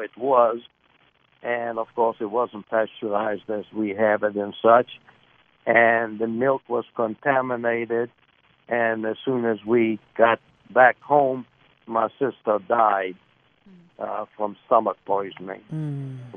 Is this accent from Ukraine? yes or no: no; Lithuania; now in Virginia, United States; I was born in Lithuania in 1935